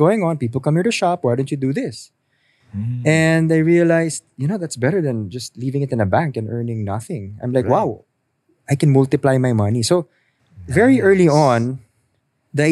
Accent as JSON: {"language": "English", "country": "Hong Kong", "tie": "born or raised there", "moved": "yes", "lives_now": "Philippines", "said": "I grew up in Hong Kong"}